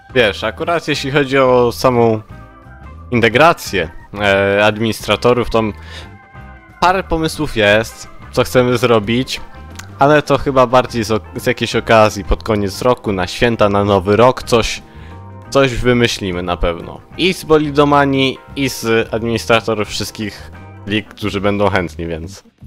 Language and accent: Polish; Gliwice, Silesian Voivodeship, Poland; Ja ze Śląska, z Gliwic